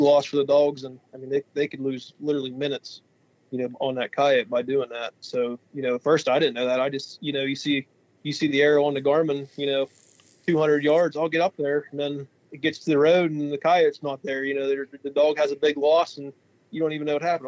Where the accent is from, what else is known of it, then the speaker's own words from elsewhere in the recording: Western Pennsylvania, United States; We're from Western Pennsylvania, and uh, we haul logs for a living. That's a pretty booming business in this part of Western Pennsylvania.